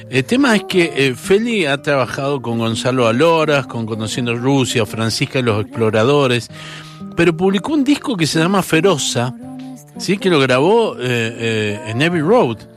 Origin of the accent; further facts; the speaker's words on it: Salta, Argentina; moved away as an adult; now in Buenos Aires, Argentina; Yo soy salteña.